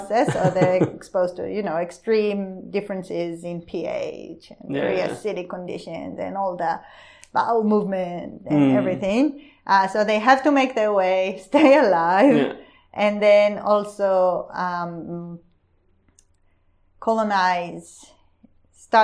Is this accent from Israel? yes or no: yes; Israel; now in Australia; I come from Israel